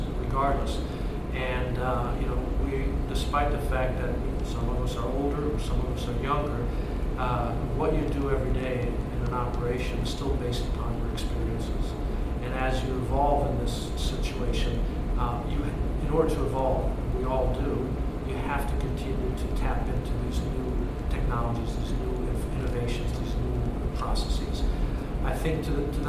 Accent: United States; as an American and belong to the American Association

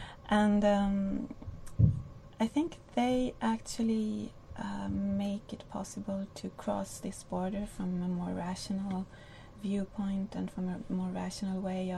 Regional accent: Spain; because I don't look very Spanish and nobody ever thought I came from Spain.

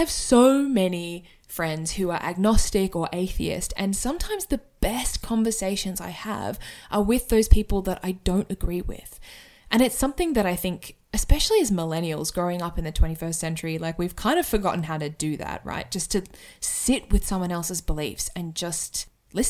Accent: Sydney, New South Wales, Australia; moved away as an adult; now in Brisbane, Australia; I currently live in Brisbane in Australia, although I am originally from Sydney.

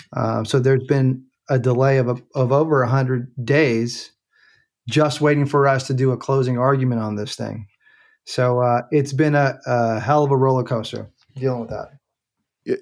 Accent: San Francisco, California, United States; moved away as an adult; now in Oakland, United States; I grew up in San Francisco. I was born in the city, went to high school out there

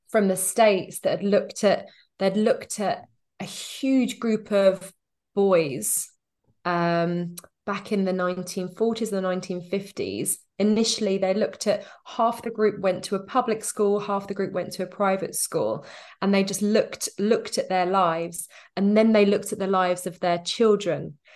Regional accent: United Kingdom; moved away as an adult; We have been back to the U K every summer

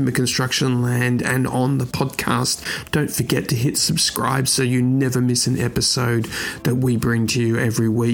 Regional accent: Australia; moved away; back to my home country, Australia

